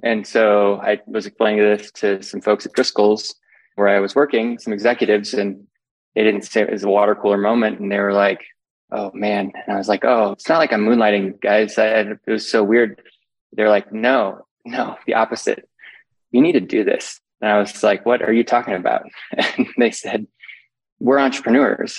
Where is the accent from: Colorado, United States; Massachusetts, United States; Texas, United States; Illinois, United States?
Colorado, United States; Ouray; I grew up in Western Colorado in a little town that's now known for ice climbing, Ouray, Colorado